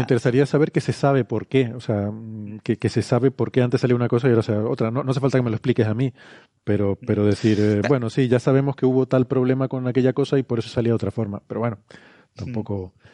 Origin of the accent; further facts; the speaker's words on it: Icod de los Vinos, Canary Islands, Spain; Ico de los Vinos, que es mi pueblo natal